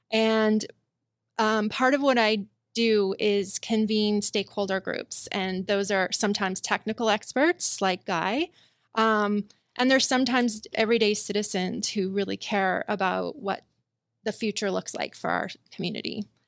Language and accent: English; Spokane, Washington, United States; growing up in Spokane, we were always told that we had an infinite supply of water and that water never runs out.